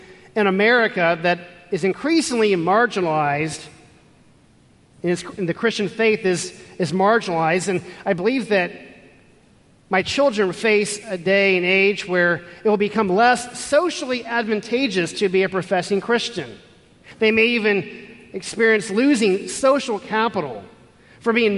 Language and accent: English; Houston, Texas, United States; Growing up in Houston, Texas